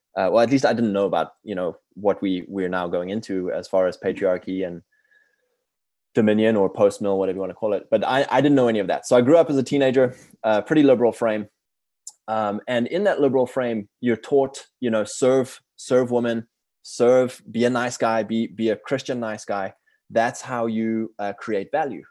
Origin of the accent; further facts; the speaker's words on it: South Africa; moved away; I'm from South Africa originally. I'm fourth generation, uh, British over there. And, uh, I grew up in a very, uh, liberal frame.